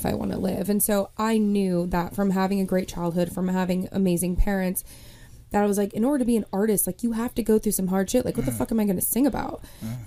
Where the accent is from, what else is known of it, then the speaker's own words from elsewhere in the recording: Kansas, United States; moved away as an adult; also born or lived in Elizabeth, New Jersey; now in New York, United States; I grew up in Kansas for about 18 years, graduated from KU, Rock Chalk